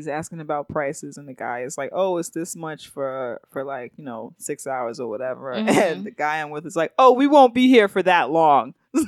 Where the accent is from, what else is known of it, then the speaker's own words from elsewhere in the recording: Jamaica; Well, but I'm Jamaican.